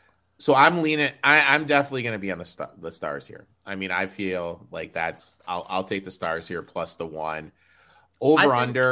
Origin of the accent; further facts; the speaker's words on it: Michigan, United States; I'm from Michigan